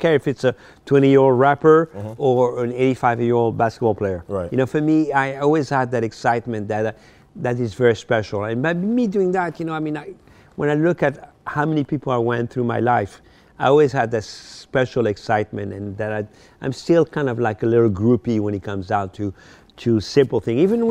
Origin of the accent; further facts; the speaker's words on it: Paris, Île-de-France, France; English is a second language; moved away as an adult; also born or lived in Morocco; now in United States; I was born in Morocco, North Africa, and when I was ten years old, I moved to France